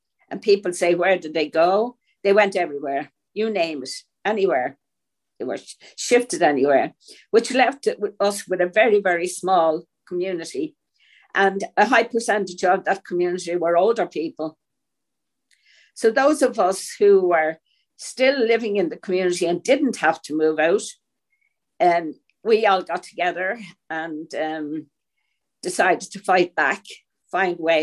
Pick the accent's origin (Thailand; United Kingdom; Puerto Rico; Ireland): Ireland; Dublin, Leinster; growing up in Pierce Street, it was a very, very densely populated community